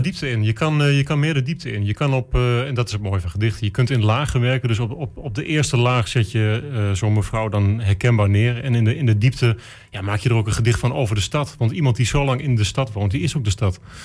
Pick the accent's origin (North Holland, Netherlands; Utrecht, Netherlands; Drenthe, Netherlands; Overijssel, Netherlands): Overijssel, Netherlands; Enschede; ik ben een Enschedeër